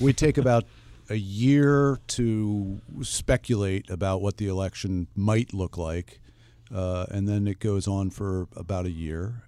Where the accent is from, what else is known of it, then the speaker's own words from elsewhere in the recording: United States; as an American